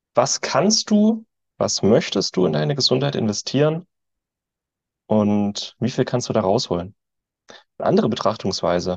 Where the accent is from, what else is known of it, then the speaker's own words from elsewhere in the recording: Germany; als Deutsche sind wir, oder ich